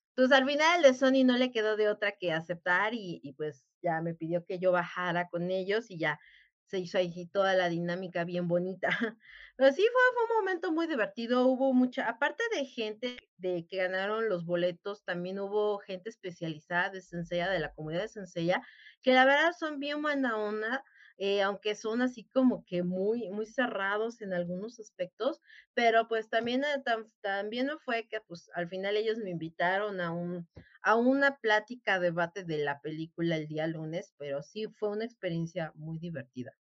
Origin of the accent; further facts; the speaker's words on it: Mexico; somos aquí los mexicanos